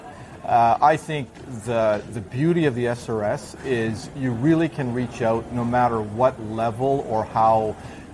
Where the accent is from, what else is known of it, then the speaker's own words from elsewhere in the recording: Toronto, Ontario, Canada; also born or lived in Zaire / Belgium; now in Vancouver, Canada; I was born in Africa, actually, in Zaire. I grew up in Toronto after a short stint in Belgium